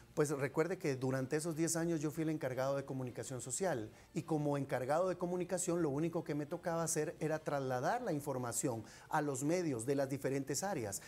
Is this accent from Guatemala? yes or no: yes; Guatemala; todos los guatemaltecos